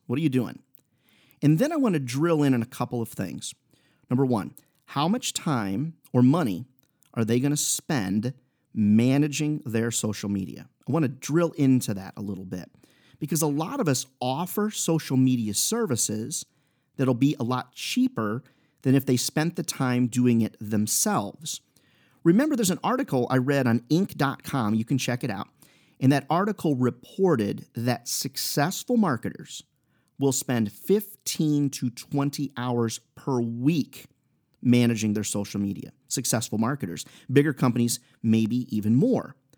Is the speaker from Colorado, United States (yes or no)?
no; Iowa, United States; Iowa boy here